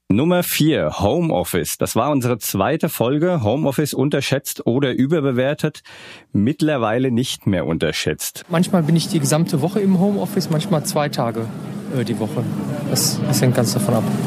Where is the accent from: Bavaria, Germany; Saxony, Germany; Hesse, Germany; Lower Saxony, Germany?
Hesse, Germany; Bad Vilbel; accent: Hessian; moved away; bin ich ein ausgewanderter Hesse. Ich bin in Bad Vilbel geboren.